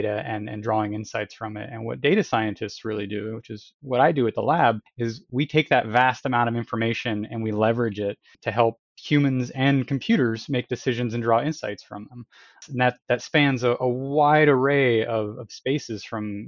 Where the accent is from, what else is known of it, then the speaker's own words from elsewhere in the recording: Washington, United States; I grew up out here in Washington State.